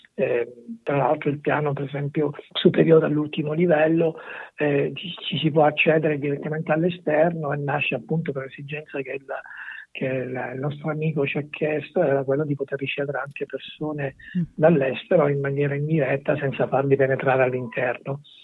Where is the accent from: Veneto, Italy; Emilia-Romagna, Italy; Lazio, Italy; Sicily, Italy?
Sicily, Italy; siamo nati in Sicilia